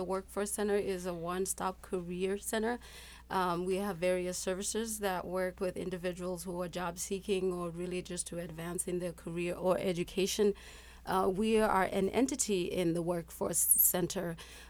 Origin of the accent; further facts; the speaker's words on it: South Africa; also born or lived in Ghana / Norway / Decorah, Iowa / Mankato, Minnesota; now in Rochester, United States; I'm originally from South Africa.